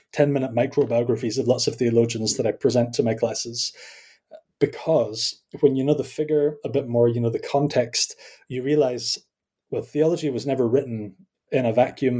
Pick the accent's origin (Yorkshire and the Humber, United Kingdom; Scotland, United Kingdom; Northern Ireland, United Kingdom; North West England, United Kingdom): Scotland, United Kingdom; accent: Scottish; also born or lived in Kampen, Netherlands; I am Scottish, as you can probably tell by my accent